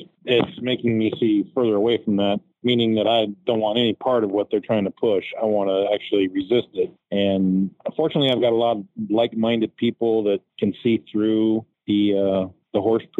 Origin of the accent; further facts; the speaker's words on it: United States; as an American citizen who goes to work every day